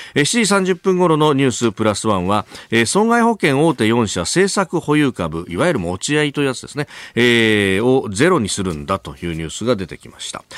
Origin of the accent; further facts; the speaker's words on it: Kanagawa, Japan; 神奈川で育ちました